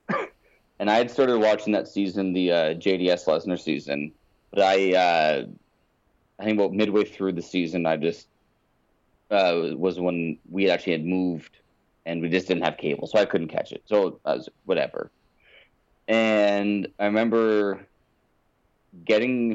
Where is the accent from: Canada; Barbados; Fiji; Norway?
Canada; Windsor, Ontario; growing up in Windsor